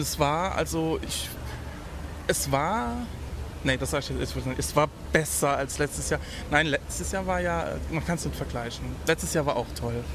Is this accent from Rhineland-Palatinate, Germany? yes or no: no; Saarbrücken, Saarland, Germany; ich bin ja aus Saarbrücken. Saarbrücken ist ja wirklich so die Provinz